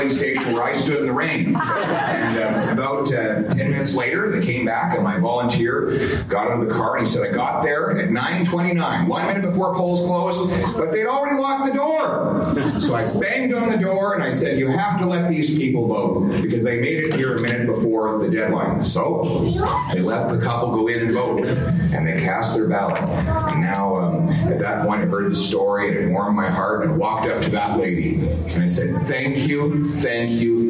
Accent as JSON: {"language": "English", "town": "Calgary", "region": "Alberta", "country": "Canada", "tie": "born or raised there", "said": "I was raised right there in Calgary, Alberta"}